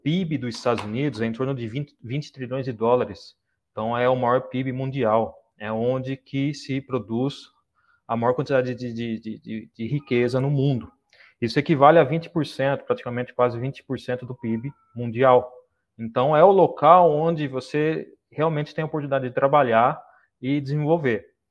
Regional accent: Brazil; moved away as an adult; now in Saudi Arabia; Eu saí do Brasil há dois anos e meio.

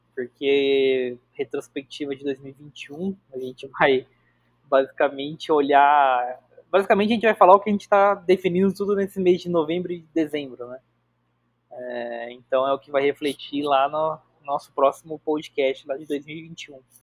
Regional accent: Bauru, São Paulo, Brazil; Eu sou de Bauru

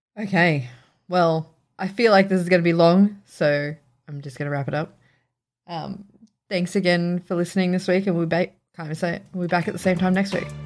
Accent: Sydney, New South Wales, Australia; moved away; I grew up in Riverston, which is a very, like, northwest town in Sydney

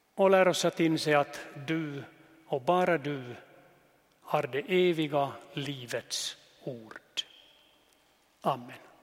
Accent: Jeppo, Ostrobothnia, Finland; also born or lived in Nykarleby / Vörå; Jag är född i Jeppo, gick i seminariet i Nykarleby

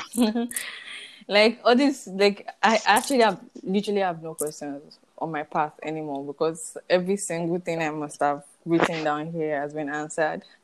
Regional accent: Nigeria; as Nigerian youth

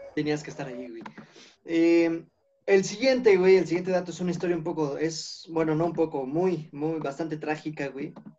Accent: Sultepec, State of Mexico, Mexico; en mi pueblito, güey, en mi ranchito

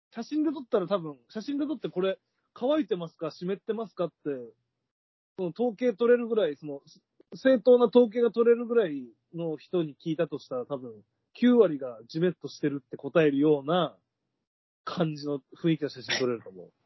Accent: Akita, Japan; born or raised there

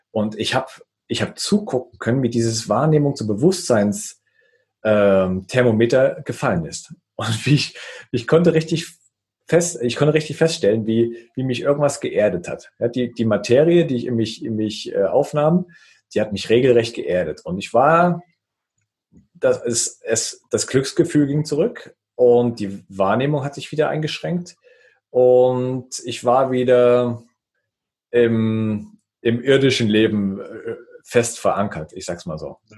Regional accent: Thuringia, Germany; ich bin, ich bin Thüringer, ich bin mit Fleisch und Wurst groß geworden

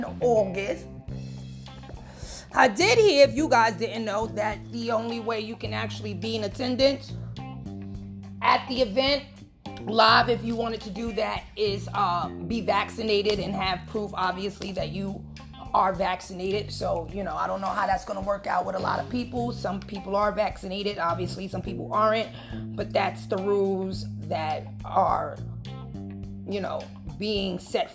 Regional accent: New York City, New York, United States; I'm from the Bronx

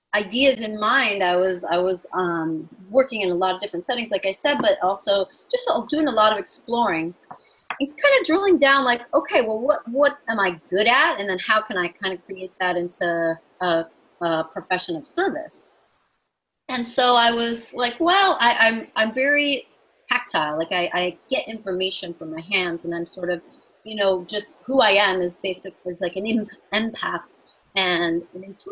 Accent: suburb of Chicago, Illinois, United States; I'm from the Midwest. I grew up in a suburb of Chicago

